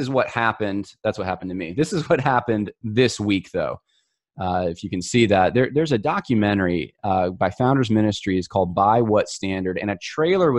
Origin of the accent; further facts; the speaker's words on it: upstate New York, United States; also born or lived in Los Angeles, California; now in American South, United States; I'm from Los Angeles originally. Though I grew up in upstate New York